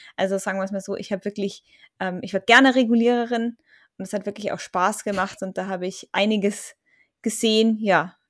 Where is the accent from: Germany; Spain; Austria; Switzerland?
Germany; bei uns in Deutschland